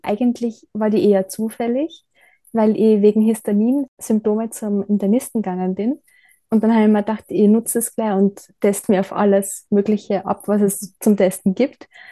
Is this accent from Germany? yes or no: no; Bad Gleichenberg, Styria, Austria; also born or lived in Bad Ischl / Ebensee; now in Leibnitz, Austria; bin in Bad Gleichenberg aufgewachsen, bin dann nach Bad Ischl und nach Ebensee gezogen wegen meiner Ausbildung